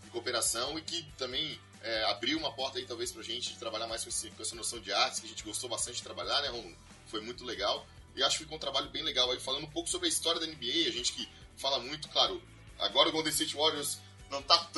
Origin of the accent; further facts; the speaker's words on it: South Region, Brazil; como a grande maioria de nós somos aqui do Sul